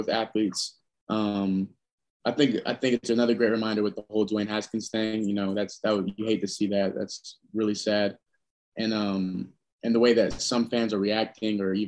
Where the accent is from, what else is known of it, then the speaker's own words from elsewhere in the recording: Indiana, United States; moved away as an adult; now in Durham, United States; I'm from Indiana originally.